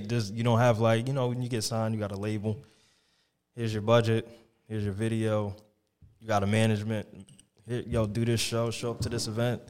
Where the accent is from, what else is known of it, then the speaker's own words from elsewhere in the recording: Dover, New Jersey, United States; in my hometown in Dover. It was a park I grew up